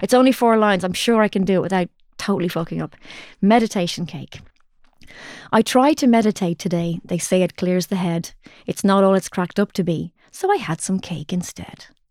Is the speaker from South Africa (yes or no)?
no; Ireland; as Irish people